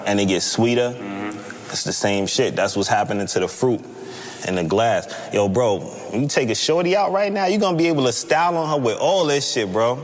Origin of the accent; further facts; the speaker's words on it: New York, United States; I'm from New York